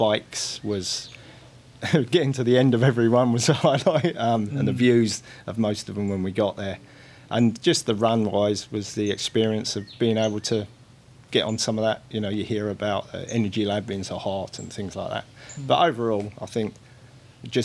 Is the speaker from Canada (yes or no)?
no; East of England, United Kingdom; moved away as an adult; now in Christchurch, New Zealand; Originally from England, from the UK, just north of London. And I've been in Christchurch 12 years now.